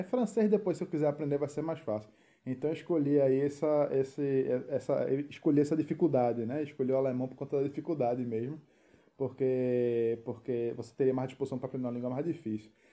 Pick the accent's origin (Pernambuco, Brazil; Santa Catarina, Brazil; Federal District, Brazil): Pernambuco, Brazil; Recife; moved away as an adult; now in Berlin, Germany; a gente é de Recife